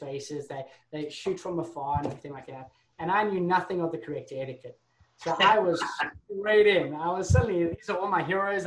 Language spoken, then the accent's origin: English; Durban, KwaZulu-Natal, South Africa; moved away as an adult; also born or lived in London; I grew up in South Africa. So I'm originally from South Africa